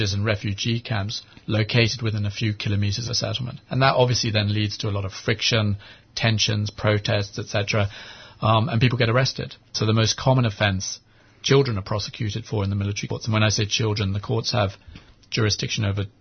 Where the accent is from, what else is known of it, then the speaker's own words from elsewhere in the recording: England, United Kingdom; moved away as an adult; also born or lived in Sydney / Hong Kong; now in Jerusalem; I was born in Sydney, and then my parents moved to Hong Kong, and I grew up in England